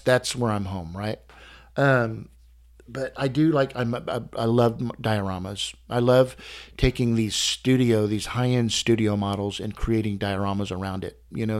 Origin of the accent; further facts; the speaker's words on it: Texas, United States; I'm from Texas